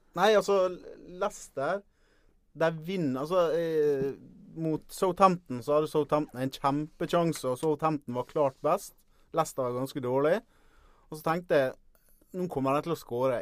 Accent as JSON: {"language": "Norwegian", "town": "Ålesund", "region": "Møre og Romsdal", "country": "Norway", "accent": "Sunnmøre dialect (Ålesund)", "moved": "yes", "lives_now": "Eastern Norway, Norway", "said": "hører du på dialekta mi at det var ikke noe stor helg for Ålesund heller"}